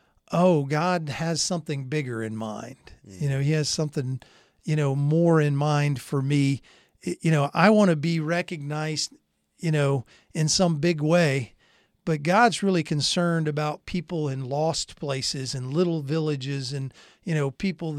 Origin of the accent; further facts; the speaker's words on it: Germany; born there; growing up in a military family. I was born in Germany. We'd moved around to different places.